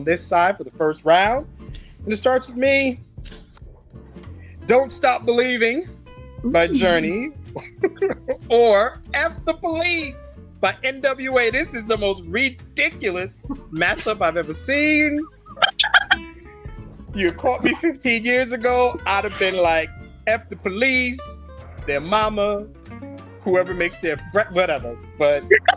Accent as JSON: {"language": "English", "area": "Long Island", "region": "New York", "country": "United States", "tie": "born or raised there", "moved": "yes", "lives_now": "New Jersey, United States", "said": "I grew up in Long Island"}